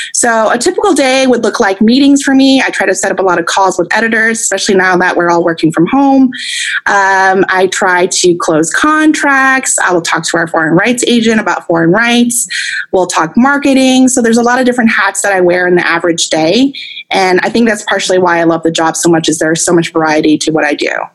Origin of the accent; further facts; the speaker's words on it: Long Island, New York, United States; now in Northern California, United States; I, I grew up in Long Island, New York, actually, and my entire family is on the East Coast. So I'm actually in Northern California